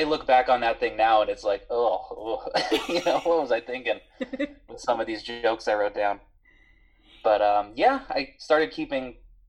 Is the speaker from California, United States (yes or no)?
yes; Los Angeles, California, United States; I'm from San Pedro.